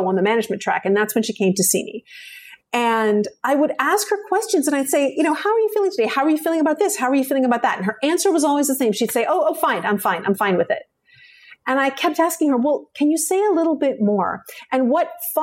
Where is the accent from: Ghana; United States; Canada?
Canada; Vancouver, British Columbia; moved away; I'm from British Columbia